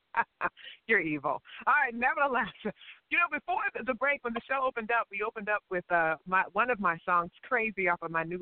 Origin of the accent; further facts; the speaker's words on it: the VA part of the DMV, Virginia, United States; Of course, I'm from the VA part of the DMV.